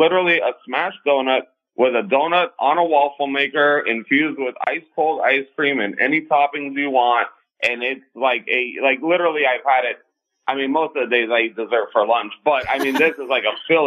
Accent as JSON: {"language": "English", "town": "Miami", "region": "Florida", "country": "United States", "tie": "born or raised there", "said": "born and raised in Miami. So I'm here in Miami"}